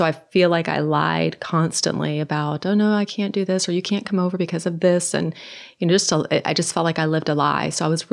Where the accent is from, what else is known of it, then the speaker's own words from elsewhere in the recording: Norway; moved away; originally I'm from Norway, and all of my family in Norway are unbelievers